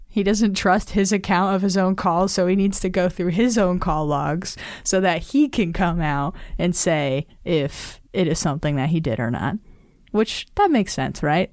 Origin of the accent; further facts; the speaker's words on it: Nevada, United States; Nevada, my home state.